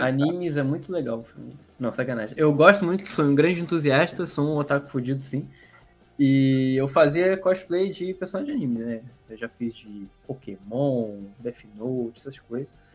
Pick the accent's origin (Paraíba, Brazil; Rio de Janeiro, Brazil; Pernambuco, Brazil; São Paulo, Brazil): Rio de Janeiro, Brazil; eu sou de uma cidade do Rio de Janeiro, uma cidade no interior do Rio de Janeiro